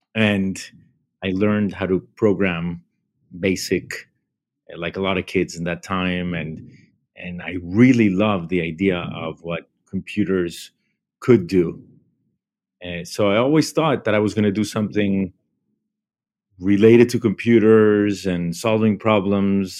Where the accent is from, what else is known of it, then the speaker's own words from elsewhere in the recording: Bogota, Colombia; moved away as an adult; now in United States; I grew up in Bogota, Colombia.